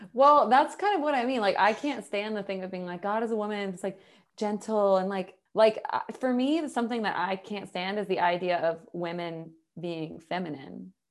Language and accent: English; the South, United States; I'm from the South